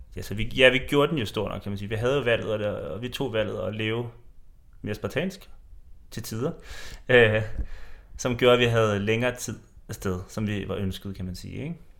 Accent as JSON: {"language": "Danish", "country": "Denmark"}